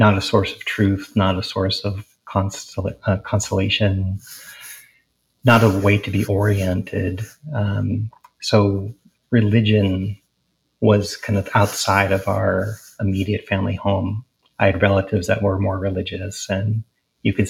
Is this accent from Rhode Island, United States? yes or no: yes; Providence, Rhode Island, United States; moved away as an adult; also born or lived in Portland, Oregon; I was born in Providence, Rhode Island, and my family were professors at Brown University, and I grew up on the east side of Providence